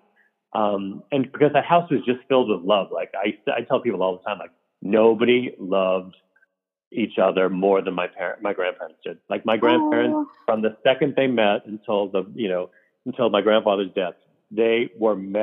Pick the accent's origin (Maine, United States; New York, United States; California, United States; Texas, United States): New York, United States; Port Jefferson Station; moved away as an adult; also born or lived in Wantagh, New York; I grew up in a town called Port Jefferson Station, which is a lovely little town